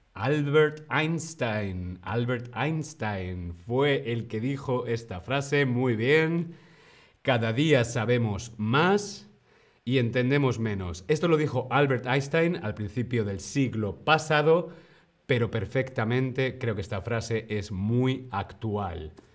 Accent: Alcalá de Henares, Community of Madrid, Spain; Yo soy de Alcalá de Henares

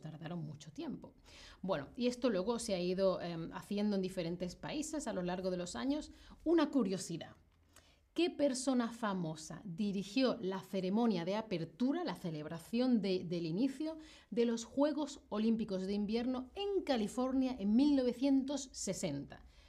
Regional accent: Spain; que soy de Europa, que soy de España

